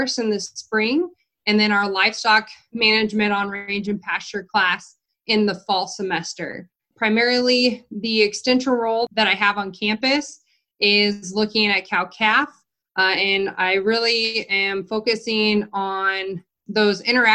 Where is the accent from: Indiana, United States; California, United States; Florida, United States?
California, United States; Redding; moved away as an adult; also born or lived in Colorado / New Mexico / North Dakota; now in Nebraska, United States; So I'm originally from Northern California. I grew up a few hours from the Oregon border and Nevada border in Redding, California.